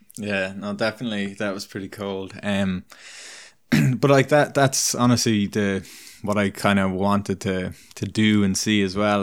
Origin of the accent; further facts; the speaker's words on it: Ireland; moved away as an adult; now in British Columbia, Canada; where I grew up in Ireland, I, I grew up in a, you're either kind of in a town or in, more in the country, and I grew up in a town